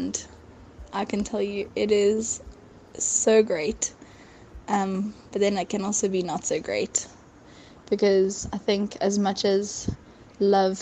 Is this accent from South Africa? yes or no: yes; Johannesburg, Gauteng, South Africa; I am from Johannesburg, South Africa